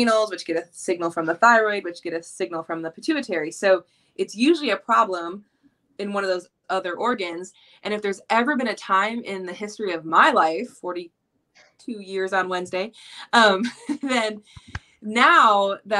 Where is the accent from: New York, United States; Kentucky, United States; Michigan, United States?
Michigan, United States; Flint; moved away; I'm originally from Flint, Michigan.